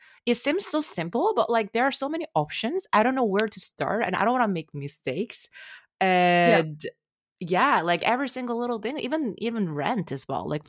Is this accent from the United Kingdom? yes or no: no; South Korea; now in Canada; I'm from South Korea